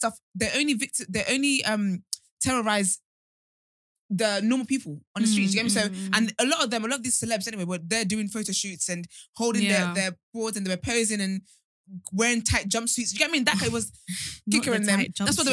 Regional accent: Nigeria; I'm Nigerian

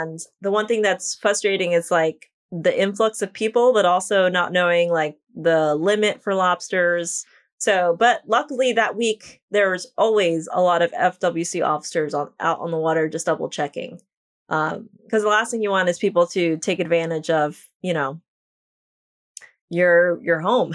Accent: New York, United States; now in Islamorada, United States; I am from New York, but I currently live in the Florida Keys.

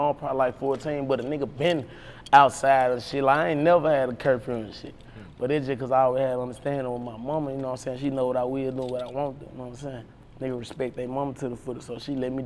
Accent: Memphis, Tennessee, United States; I grew up in Whitehaven, Tennessee.

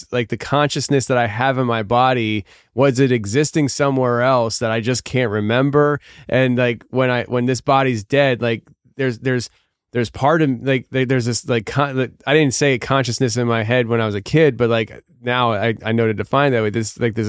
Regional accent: United States; I was born in America

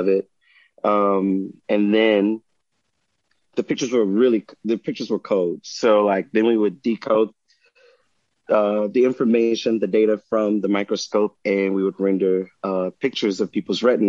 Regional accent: Hillaryville, Louisiana, United States; also born or lived in New Orleans, Louisiana / Bloomington, Indiana; my hometown, Hillaryville

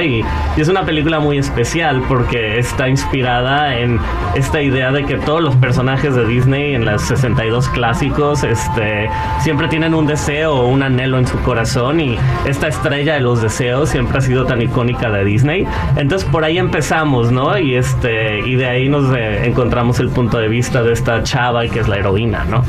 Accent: Guadalajara, Jalisco, Mexico; moved away; vengo de Guadalajara

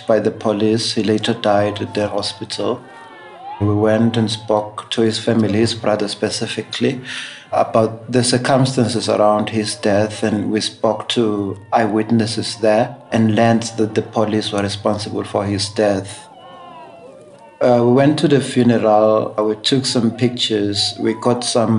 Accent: Eswatini; moved away as an adult; now in Johannesburg, South Africa; born and raised in Eswatini

